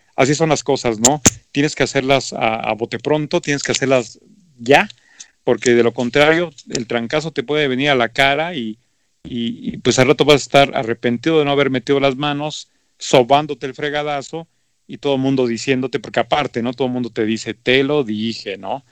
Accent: Mexico; así somos los mexicanos

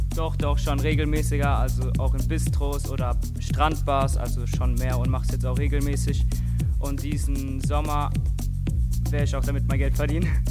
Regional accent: Frankfurt, Hesse, Germany; Und ich komme aus Frankfurt

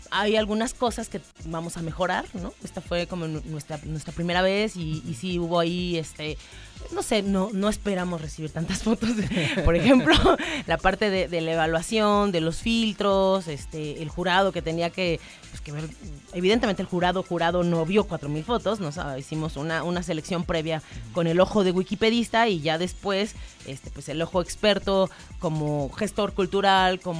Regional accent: Mexico; eso que, que es como tan, tan nuestro ADN como mexicana

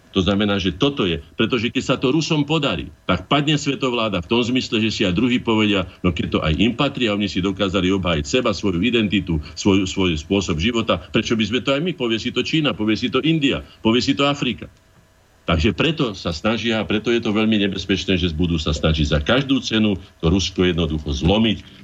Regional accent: Slovakia; sme my Slováci

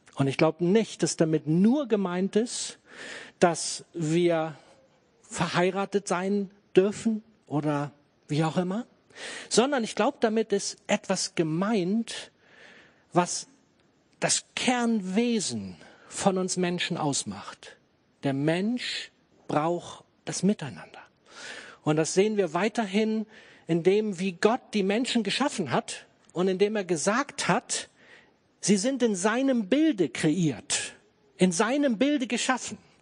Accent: Germany; für uns als Deutsche

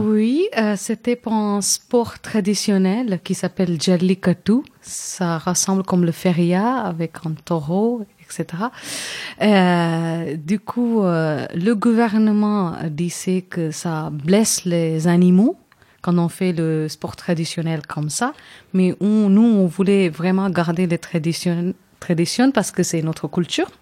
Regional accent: Chennai, Tamil Nadu, India; French is a second language; moved away; also born or lived in Kerala; je viens d'une ville qui s'appelle Chennai, qui est capitale de Tamil Nadu, qui est la région plus grande au sud de l'Inde

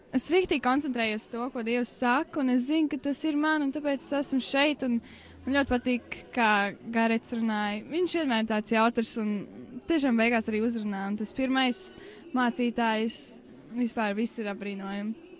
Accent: Liepāja, Kurzeme, Latvia; es esmu no Liepājas

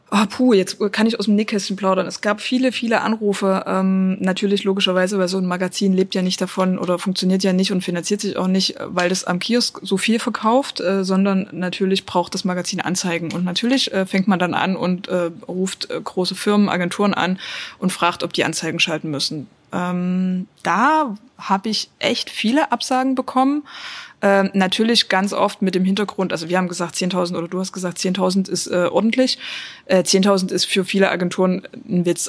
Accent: Dresden, Saxony, Germany; ich komme aus Dresden

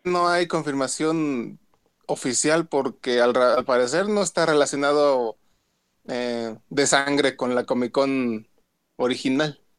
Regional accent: San Luis Potosí, Mexico; aquí las de mi tierra, San Luis

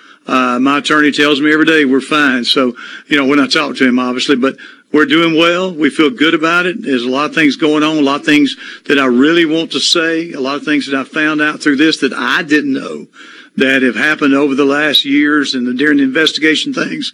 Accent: Water Valley, Mississippi, United States; I'm from Water Valley

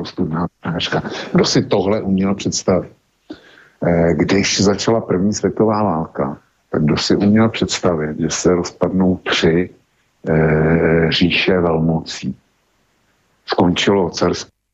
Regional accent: Bohemia, Czechia; u nás v Čechách nic takového neexistuje

